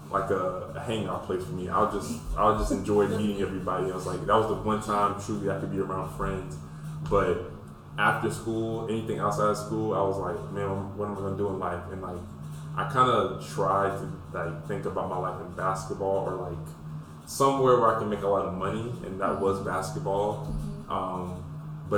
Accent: Pensacola, Florida, United States; I'm from Pensacola

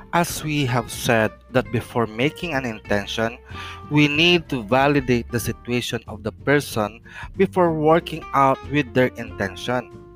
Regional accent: Philippines; the Philippines, my hometown

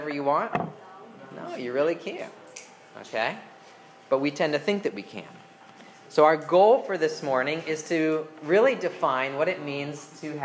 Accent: United States; as an American, as Americans

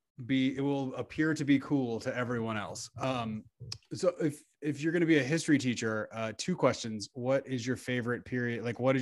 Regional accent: Tulsa, Oklahoma, United States; moved away as an adult; also born or lived in Texas; I'm from Tulsa, and I grew up 10 miles from where the Tulsa Race Massacre happened and didn't find out about it until I moved to Texas and went to college.

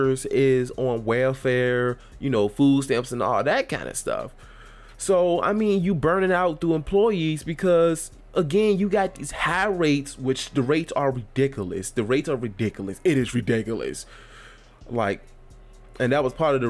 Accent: Virginia, United States; my home state of Virginia

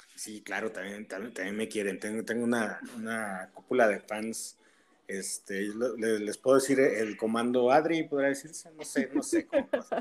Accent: Tehuacán, Puebla, Mexico; de mi pueblo, de, Tehuacán

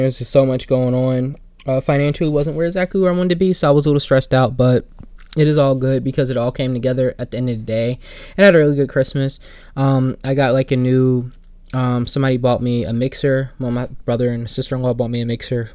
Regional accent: Plainfield, United States; my hometown, Plainfield

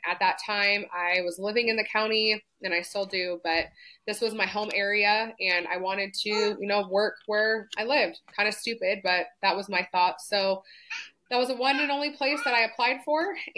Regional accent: San Diego, California, United States; I was born and raised in San Diego

